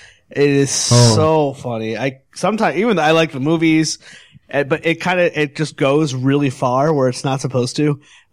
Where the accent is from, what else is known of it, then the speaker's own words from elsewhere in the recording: Northeast, United States; at least growing up in the Northeast and the States